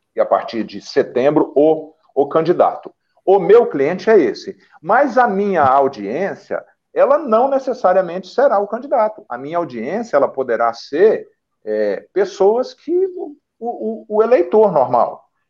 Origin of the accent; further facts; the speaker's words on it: Getulina, São Paulo, Brazil; also born or lived in interior of Paraná, Brazil; now in Fortaleza, Brazil; Eu estou em Fortaleza, mas eu sou eu, eu, sou natural aí do interior de São Paulo. Minha cidade minha cidade onde eu nasci chama Getulina. Minha primeira infância foi no, no Paraná, no interior do Paraná.